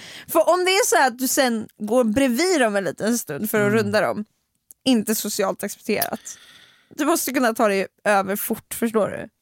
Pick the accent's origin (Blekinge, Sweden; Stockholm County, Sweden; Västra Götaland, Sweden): Stockholm County, Sweden; Stockholm; jag är en stockholmare